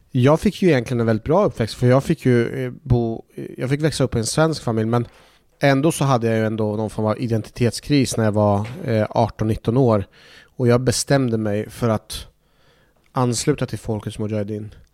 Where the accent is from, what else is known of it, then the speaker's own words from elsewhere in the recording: Iraq; jag hade ju väldigt mycket minnen från när jag växte upp i Irak där jag jag kopplade väldigt mycket till min uppväxt och att vår skola stängde igen och att vi fick skickas iväg utomlands.